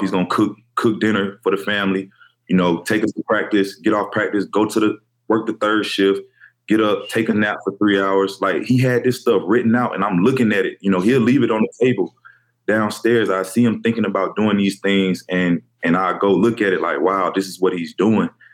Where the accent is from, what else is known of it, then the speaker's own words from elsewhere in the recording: Fairburn, Georgia, United States; I'm from Fairburn, Georgia, a little small, right outside Atlanta